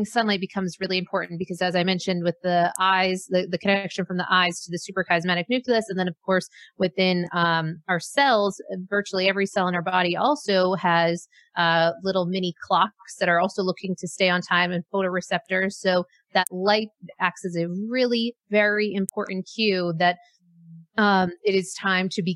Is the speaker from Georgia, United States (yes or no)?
no; Maine, United States; moved away; I grew up in Maine